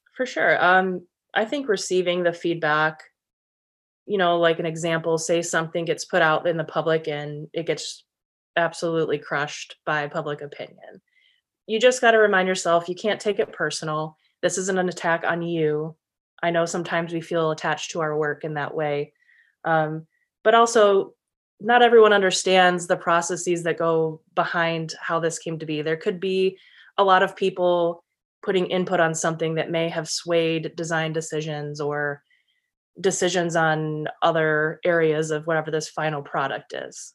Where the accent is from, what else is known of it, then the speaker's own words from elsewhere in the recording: Michigan, United States; moved away as an adult; also born or lived in San Diego; returned back to Michigan, where I currently am, with the Lions, which was my, my hometown team growing up